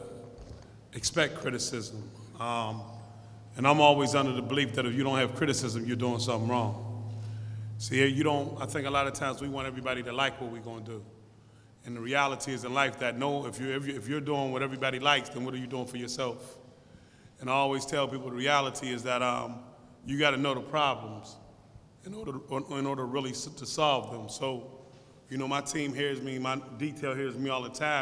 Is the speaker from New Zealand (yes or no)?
no; Pittsburgh, Pennsylvania, United States; I come from Larmer, East Liberty, Larmer area. I was right on Larmer in Broad Street